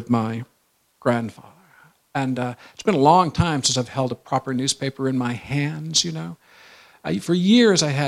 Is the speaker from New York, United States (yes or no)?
no; Michigan, United States; I was from Michigan